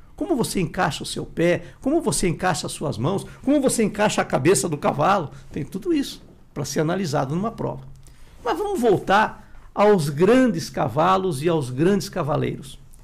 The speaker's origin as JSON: {"language": "Portuguese", "town": "Sorocaba", "region": "São Paulo", "country": "Brazil", "said": "na minha cidade, né, que eu sou de Sorocaba"}